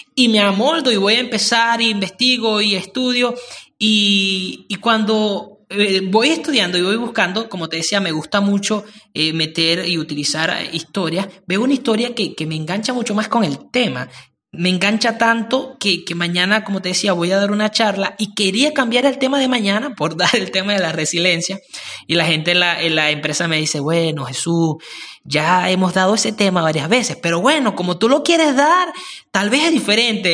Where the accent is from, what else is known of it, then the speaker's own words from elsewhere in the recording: Venezuela; Somos buenos los venezolanos en eso